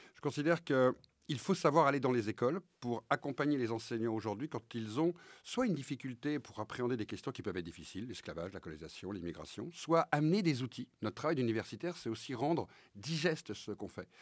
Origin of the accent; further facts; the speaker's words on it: France; un petit blanc, né euh, dans les quartiers populaires, dont les origines sont bretonnes